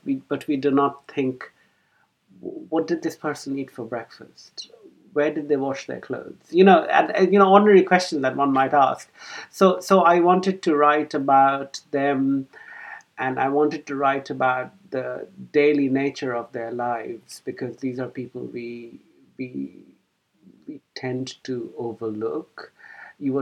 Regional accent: Kolkata, West Bengal, India; moved away as an adult; also born or lived in Cambridge, United Kingdom; now in London, United Kingdom; I was born in Calcutta in India, and I went to school there

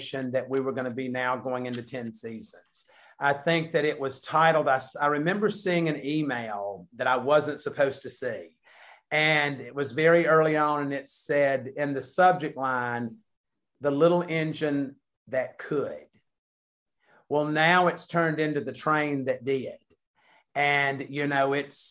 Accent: the South, United States; we're from the South

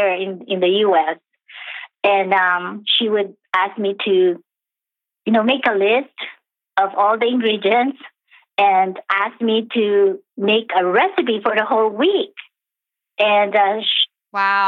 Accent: Philippines; I was born and raised in the Philippines in the 60s

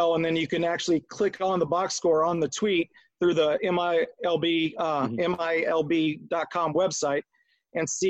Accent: Akron, Ohio, United States; also born or lived in Arizona; I'm from the Akron area

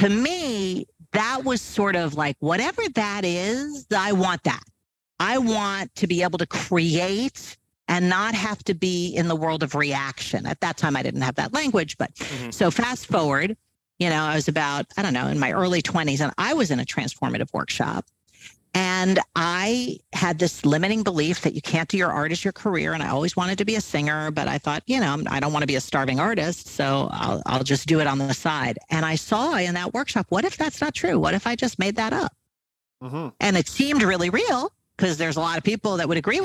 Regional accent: New York, United States; also born or lived in California; we were living in California at the time, and I'm from New York.

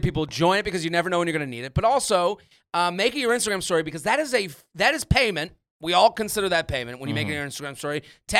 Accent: Boston, Massachusetts, United States; I'm from New England. I'm from Boston.

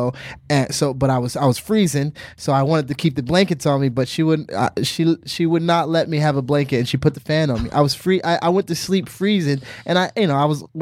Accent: Virginia, United States; moved away; to Virginia to talk to the troops, you know, my hometown

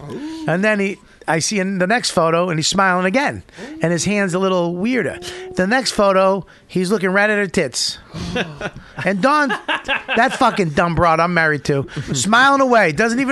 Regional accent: Medford, Massachusetts, United States; I grew up in Medford.

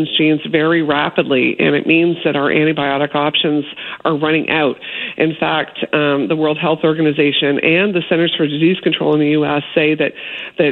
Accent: Toronto, Ontario, Canada; I grew up in Toronto

